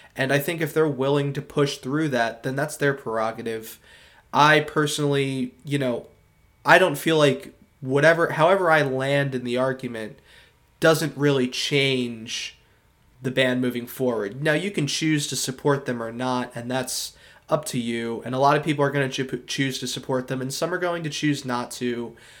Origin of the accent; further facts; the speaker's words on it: Philadelphia suburbs, Pennsylvania, United States; I'm from the Philadelphia suburbs